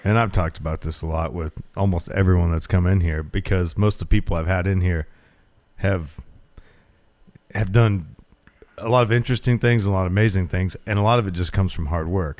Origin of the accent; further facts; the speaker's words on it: Glendale, Oregon, United States; I grew up in Glendale, about a half hour north of here